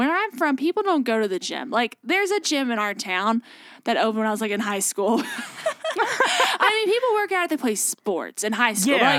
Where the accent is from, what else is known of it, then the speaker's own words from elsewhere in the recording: near Bardstown, Kentucky, United States; moved away as an adult; now in Nashville, United States; Where all the bourbon's made, close to Bardstown, Kentucky. So that's where I grew up.